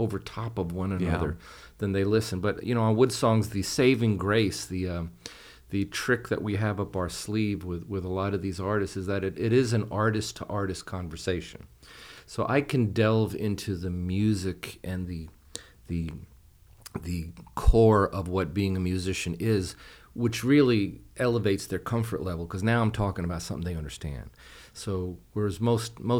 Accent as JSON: {"language": "English", "area": "Hudson Valley", "region": "New York", "country": "United States", "tie": "born or raised there", "also_born_or_lived": "Laredo, Texas", "moved": "as an adult", "said": "I grew up in New York. Please don't hold that against me. I was living along the Hudson Valley in New York"}